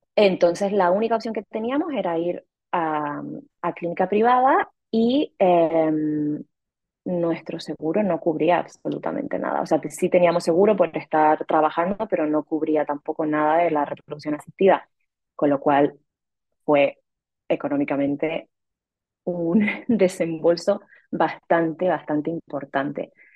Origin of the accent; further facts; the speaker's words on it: Canary Islands, Spain; also born or lived in Madrid, Spain / Mexico City, Mexico; now in Rome, Italy; soy canaria española